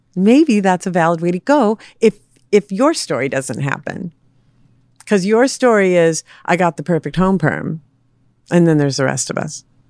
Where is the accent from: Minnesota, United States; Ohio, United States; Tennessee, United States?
Minnesota, United States; Minneapolis; I was raised in Minneapolis